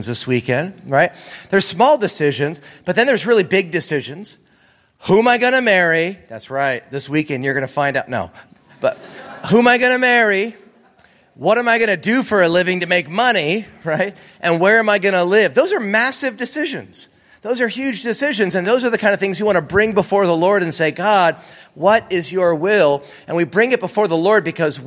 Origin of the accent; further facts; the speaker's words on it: East Coast, United States; now in California, United States; I grew up on the East Coast